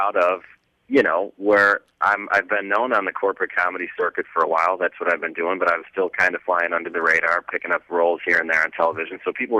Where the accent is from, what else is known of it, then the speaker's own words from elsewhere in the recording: Chicago, Illinois, United States; moved away as an adult; also born or lived in Maywood, Illinois / Bolingbrook, Illinois; now in Los Angeles, United States; and I was living downtown Chicago from the time I was 21 till I moved out here to Los Angeles 2 years ago.